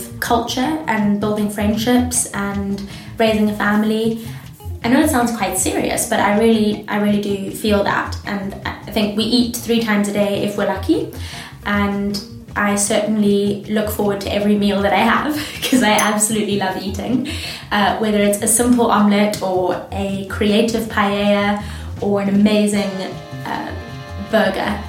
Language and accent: English; Gaborone, Botswana; moved away as an adult; also born or lived in Johannesburg, South Africa; now in Edinburgh, United Kingdom; I live in Scotland, even though I grew up in Botswana